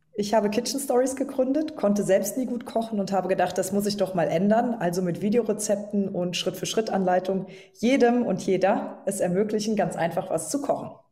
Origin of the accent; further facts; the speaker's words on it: Trier, Rhineland-Palatinate, Germany; moved away as an adult; um wieder in meine Heimat zu ziehen.